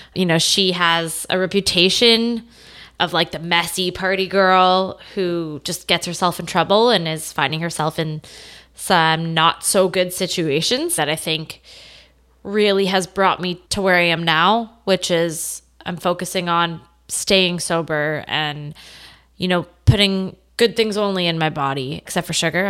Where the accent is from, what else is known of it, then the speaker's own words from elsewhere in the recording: Stouffville, Ontario, Canada; I grew up in Stovall, Ontario, uh, north of Toronto